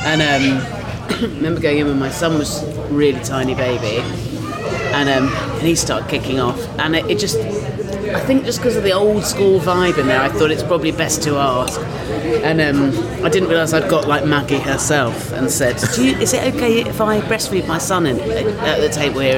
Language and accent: English; Dorset, South West England, United Kingdom; moved away as an adult; also born or lived in South East London; now in London, United Kingdom; I grew up in Dorset. But I came here for uni